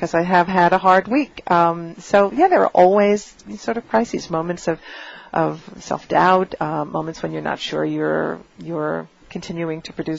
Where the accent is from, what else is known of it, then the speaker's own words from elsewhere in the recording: New York City, New York, United States; as a New Yorker and a person who sort of has lived most of her life here